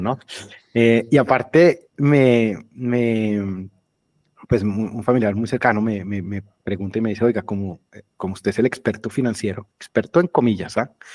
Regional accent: Colombia; moved away as an adult; also born or lived in Germany / England; yo me fui de Colombia hace 20 años, más o menos, un poquito menos

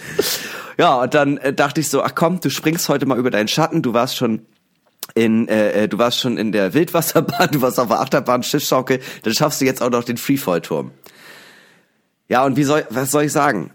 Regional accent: Hamburg, Germany; aus Hamburg

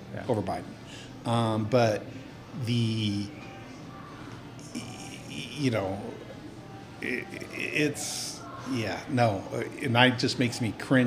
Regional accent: Butte, Montana, United States; also born or lived in Fresno, California; growing up in Butte, I definitely grew up a Democrat

